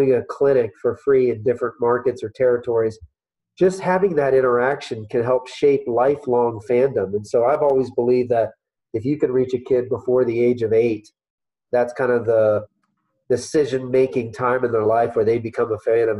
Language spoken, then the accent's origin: English; St. Petersburg, Florida, United States; I grew up in St. Petersburg, Florida